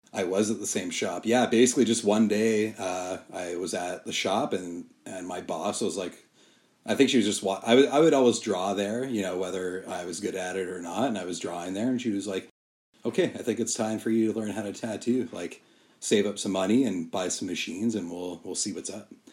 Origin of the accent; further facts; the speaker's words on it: Calgary, Alberta, Canada; I grew up in Calgary